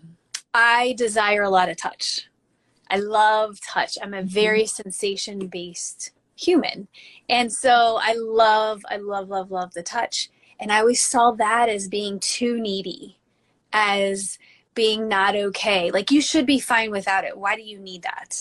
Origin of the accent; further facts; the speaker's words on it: Midwest, United States; growing up in the Midwest